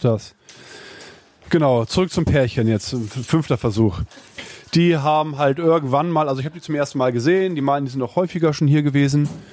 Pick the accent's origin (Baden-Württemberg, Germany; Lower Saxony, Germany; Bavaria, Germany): Lower Saxony, Germany; Uelzen; In Uelzen. Ich komme aus Uelzen.